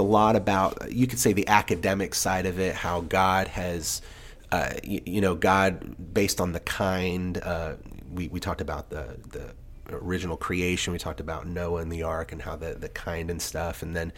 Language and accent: English; England, United Kingdom; I grew up in England. So my dad, I'm a military brat.